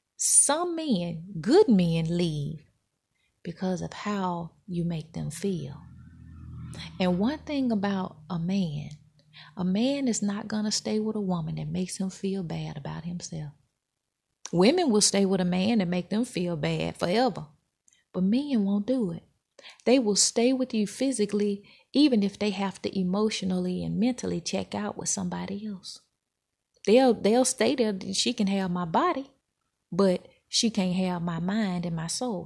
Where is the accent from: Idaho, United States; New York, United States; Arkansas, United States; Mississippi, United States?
Mississippi, United States; moved away; I'm from Mississippi